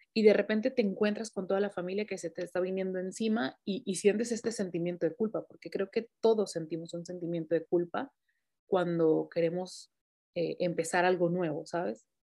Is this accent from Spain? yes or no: no; Mexico; moved away; yo soy mexicana